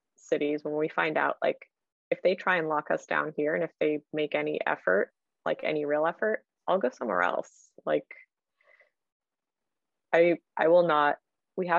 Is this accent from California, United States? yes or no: yes; California, United States; I was so embarrassed to say I was from California